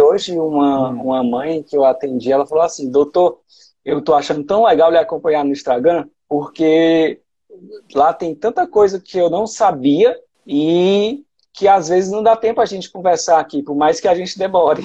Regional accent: Sobral, Ceará, Brazil; moved away as an adult; also born or lived in Ribeirão Preto, São Paulo; now in Fortaleza, Brazil; eu fiz faculdade né, de medicina lá na UFC de Sobral, né, que era a minha cidade natal

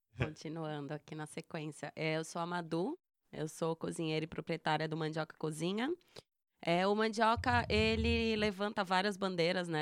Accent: Northeast Region, Brazil; a gente, como nordestina

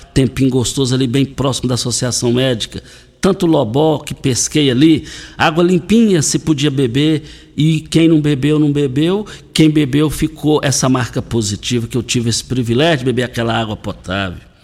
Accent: Douradinho, near the road to Itumbiara, Goiás, Brazil; fui criado no Douradinho, no quilômetro 6, saída para Itumbiara

